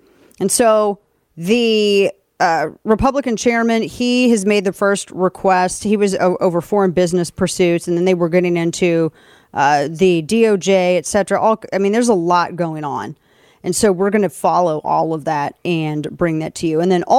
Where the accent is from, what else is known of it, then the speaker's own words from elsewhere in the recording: St. Louis, Missouri, United States; That's in our hometown.